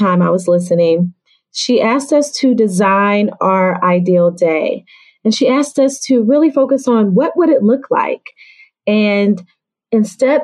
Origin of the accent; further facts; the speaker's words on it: Atlanta, Georgia, United States; now in Washington, D.C., United States; I'm originally from Atlanta, Georgia, but I live in the Washington, D.C. area.